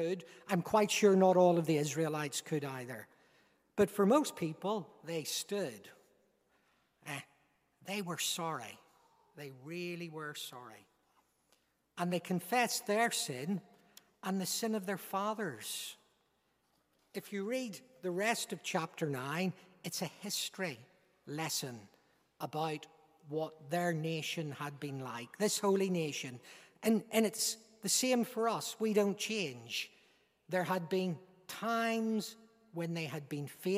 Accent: Northern Ireland, United Kingdom; by my accent, you recognize I'm not an Englishman. I'm a Northern Irishman

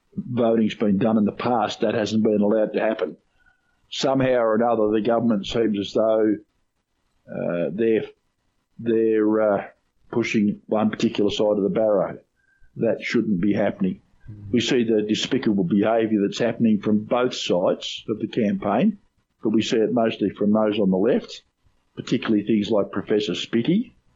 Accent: Australia; I'm an Australian

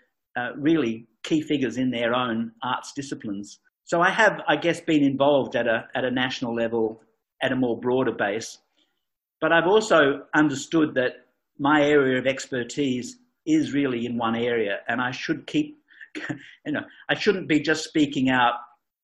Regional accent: Geraldton, Western Australia, Australia; I came back because this really was home for me. And I was born in Geraldton, in fact.

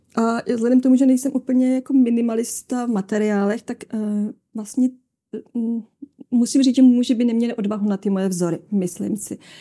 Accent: Humpolec, Vysočina Region, Czechia; Vysočinu, odkud pocházím z Humpolce

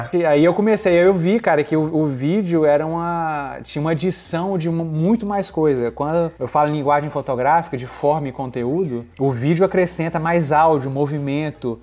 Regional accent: Belo Horizonte, Minas Gerais, Brazil; moved away as an adult; also born or lived in Vitória, Espírito Santo / São Paulo / Angola / New York; eu sou de Minas. Eu sou de BH

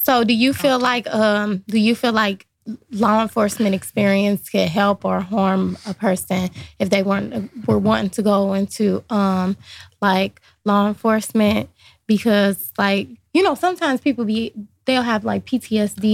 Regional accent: Lincoln Heights, Ohio, United States; I grew up in Lincoln Heights, obviously very small community

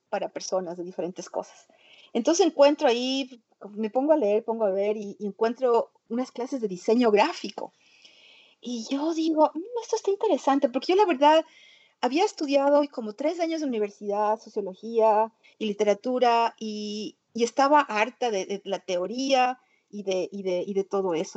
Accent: Ecuador; moved away as an adult; also born or lived in New York, United States; now in United States; yo nací en, Nueva York, pero antes de cumplir un año me trasladé al Ecuador con mi madre y, yo crecí en el Ecuador. Y después, em, cuando cumplí 22 años, vuelvo a migrar a los Estados Unidos

